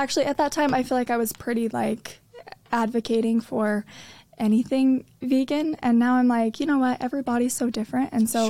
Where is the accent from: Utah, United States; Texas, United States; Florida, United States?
Utah, United States; Riverton; So I am from Utah, just born in Riverton. And I grew up dancing.